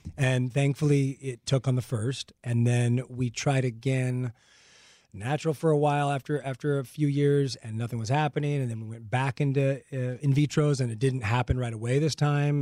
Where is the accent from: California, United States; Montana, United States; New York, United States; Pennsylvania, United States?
California, United States; La Puente; I grew up in La Puente here in oh. Los Angeles